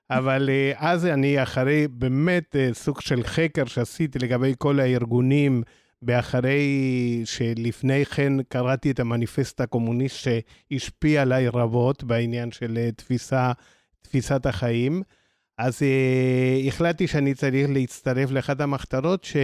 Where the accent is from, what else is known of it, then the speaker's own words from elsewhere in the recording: Argentina; now in Israel; אז למי שכבר זיהה, ארגנטינאי